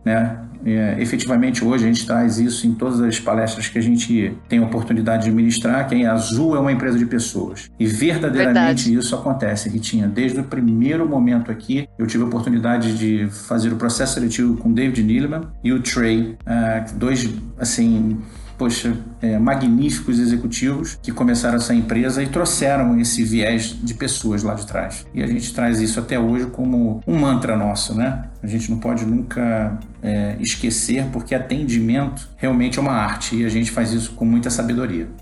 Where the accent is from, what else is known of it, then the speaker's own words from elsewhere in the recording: Rio de Janeiro, Brazil; moved away; sou carioca, né? Vim do Rio de Janeiro.